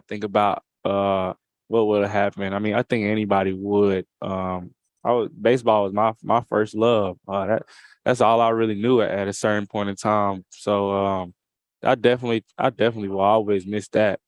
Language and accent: English; Atlanta, Georgia, United States; here in S E C Media Day in my hometown